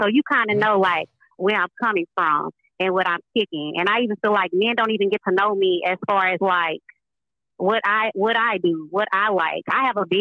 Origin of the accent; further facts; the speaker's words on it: Beaumont, Texas, United States; I am from Beaumont